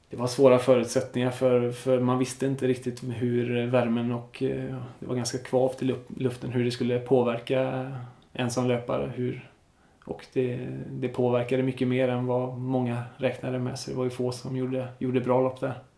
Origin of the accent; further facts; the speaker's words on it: Smögen, Västra Götaland, Sweden; moved away; also born or lived in Enhörna; hemma på den ön där jag kommer ifrån, Smögen.